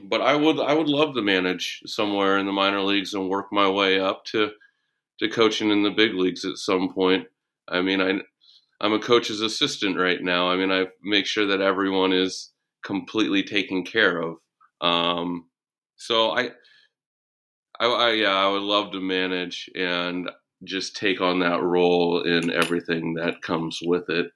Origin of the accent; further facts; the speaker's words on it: Bay Area, California, United States; I'm from the Bay Area